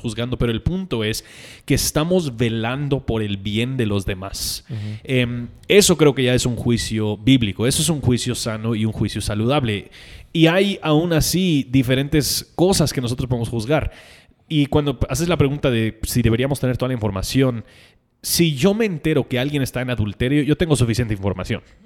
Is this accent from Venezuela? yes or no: no; United States; now in Guatemala; para mí como gringo